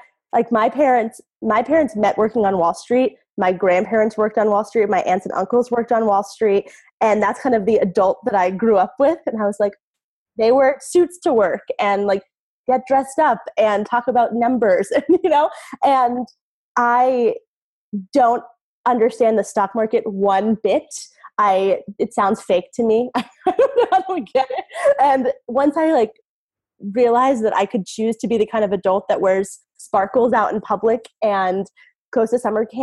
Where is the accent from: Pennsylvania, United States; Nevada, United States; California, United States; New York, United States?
Pennsylvania, United States; Philadelphia; moved away as an adult; also born or lived in Hawaii / Los Angeles / San Francisco; I moved back to near where I grew up in the Philadelphia area